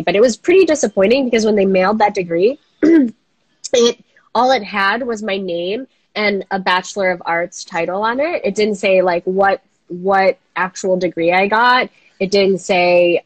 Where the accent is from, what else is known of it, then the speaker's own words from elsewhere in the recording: Minnesota, United States; I'm from Minnesota